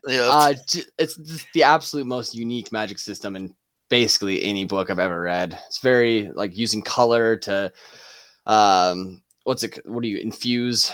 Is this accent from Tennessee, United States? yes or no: no; Nebraska, United States; we're all three from Nebraska